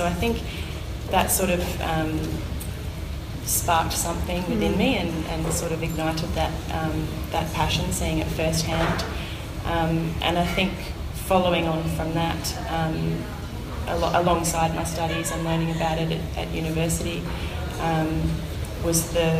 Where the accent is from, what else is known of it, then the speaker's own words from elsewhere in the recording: Moama, New South Wales, Australia; also born or lived in Melbourne; So I'm a local girl. I grew up here in Moama. I went to the local Moama Public School, did a couple of years of high school here, and then went off to boarding school in Melbourne.